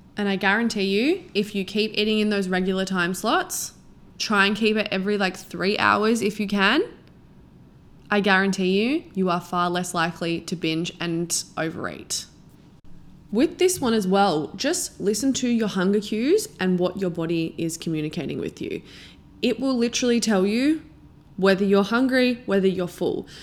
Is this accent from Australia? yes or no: yes; Australia; now in Sydney, Australia; I'm from a really small town, like, the population is literally fifteen hundred and in the middle of nowhere.